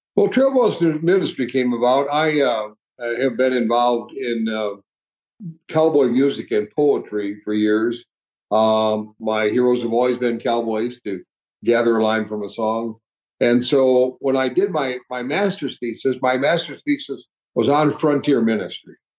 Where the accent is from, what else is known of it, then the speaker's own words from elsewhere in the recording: Michigan, United States; also born or lived in Ohio; now in Texas, United States; I grew up on a farm in Michigan